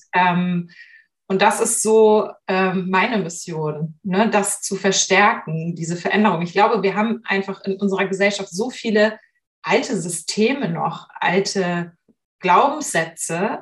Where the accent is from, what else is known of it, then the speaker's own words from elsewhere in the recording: Hamburg, Germany; habe Literatur studiert in Hamburg, in meiner Geburtsstadt